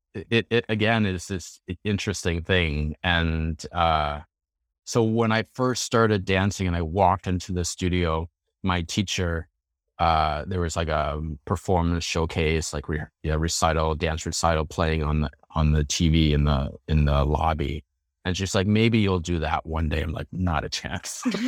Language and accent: English; Chicago, Illinois, United States; moved away as an adult; also born or lived in Boston area; now in Boston, United States; I grew up in the Chicago area, and then I moved to the Boston area for grad school